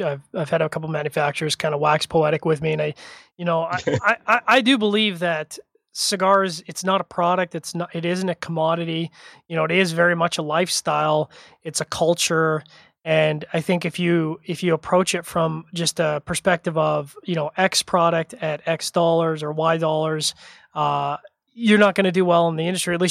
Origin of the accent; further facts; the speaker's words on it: Canada; I'm a Canadian.